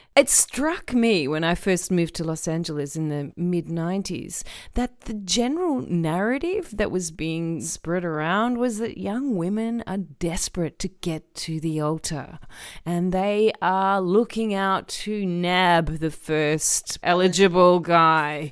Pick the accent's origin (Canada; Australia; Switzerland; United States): Australia; as someone who was raised predominantly in Australia